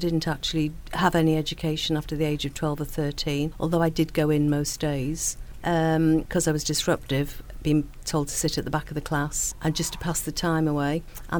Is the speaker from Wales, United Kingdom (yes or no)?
yes; Rhyl, Wales, United Kingdom; moved away as an adult; now in Manchester, United Kingdom; I'm originally Welsh and I grew up in Raleigh, North Wales, and I came here to do my degree.